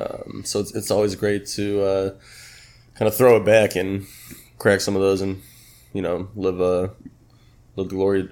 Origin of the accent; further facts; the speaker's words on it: Chicago, Illinois, United States; moved away as an adult; now in Miami, United States; I moved out to Miami about 4 months ago just for the wintertime. I'm from Chicago